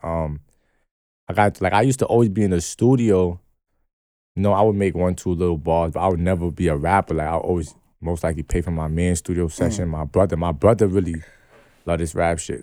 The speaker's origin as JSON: {"language": "English", "town": "New York City", "region": "New York", "country": "United States", "said": "I'm from New York"}